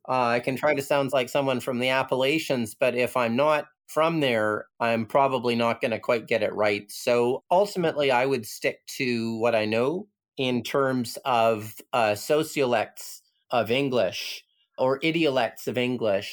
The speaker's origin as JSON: {"language": "English", "country": "Canada", "tie": "born or raised there", "moved": "as an adult", "lives_now": "Hong Kong", "said": "growing up in Canada, I never got. Like I grew up in a in a suburb"}